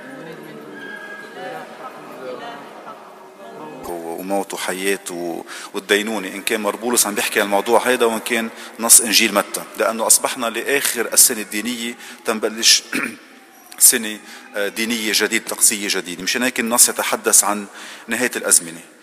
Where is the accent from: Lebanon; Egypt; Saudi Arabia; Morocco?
Lebanon; moved away; تعبنا كلبنانيين